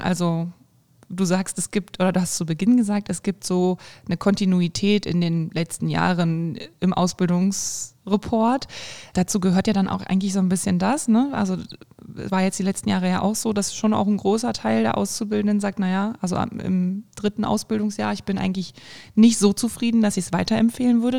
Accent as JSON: {"language": "German", "region": "Thuringia", "country": "Germany", "said": "bei uns in Thüringen, in Erfurt, in Jena, in Weimar"}